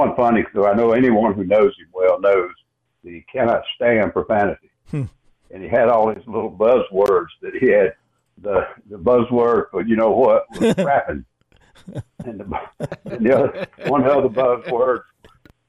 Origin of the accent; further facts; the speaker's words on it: Winnsboro, South Carolina, United States; I grew up in Winsboro